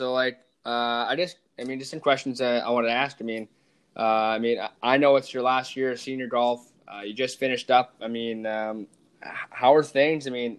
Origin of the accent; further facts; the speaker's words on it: Regina, Saskatchewan, Canada; I'm from Regina.